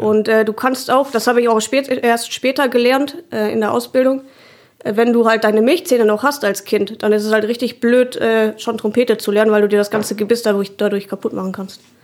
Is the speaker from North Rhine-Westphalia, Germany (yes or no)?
yes; Harsewinkel, North Rhine-Westphalia, Germany; moved away as an adult; also born or lived in Bavaria; now in Gütersloh, Germany; ich bin ja in Hasewinkel aufgewachsen. Das ist im Kreis Gütersloh so ein Kaff.